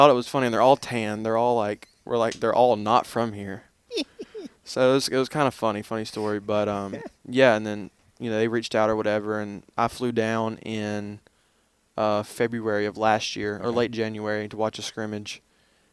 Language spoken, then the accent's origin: English; Southern Tennessee, United States; accent: Southern; moved away as an adult; also born or lived in Memphis; born and raised in a small town, Southern Tennessee, about an hour and a half south of Nashville